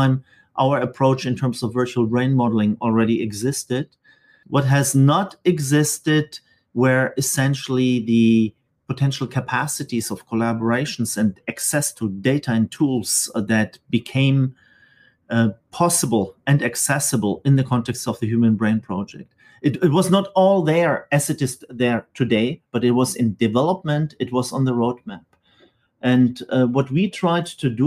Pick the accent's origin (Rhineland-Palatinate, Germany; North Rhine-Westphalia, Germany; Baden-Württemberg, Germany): Baden-Württemberg, Germany; Stuttgart; moved away as an adult; also born or lived in Manchester / Geneva; now in Marseille, France; I decided actually to go back to Germany, actually to the city where I grew up in Stuttgart